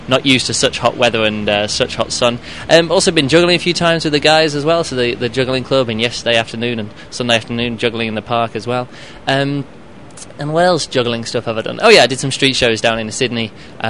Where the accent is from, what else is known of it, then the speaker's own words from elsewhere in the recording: England, United Kingdom; moved away as an adult; now in Berlin, Germany; I'm from England, but I live in Berlin, in Germany